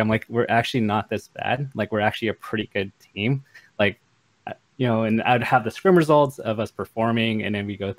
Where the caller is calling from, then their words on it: Los Angeles, California, United States; I'm calling from my home.